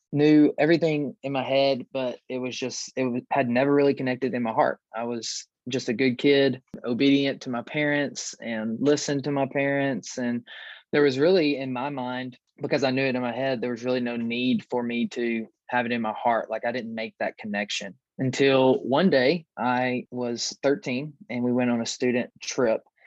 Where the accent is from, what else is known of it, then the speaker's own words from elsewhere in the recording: West Tennessee, United States; moved away as an adult; also born or lived in Clinton, Tennessee; now in Knoxville, United States; We moved from East Tennessee to West Tennessee, where I was born and raised